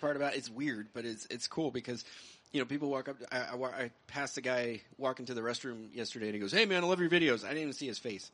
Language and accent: English; New Mexico, United States; I'm, I'm from New Mexico